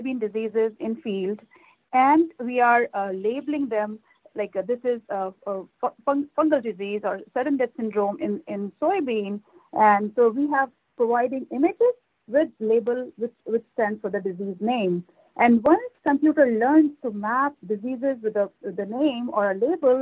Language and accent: English; India; moved away as an adult; also born or lived in Canada; now in Iowa, United States; I'm a native from India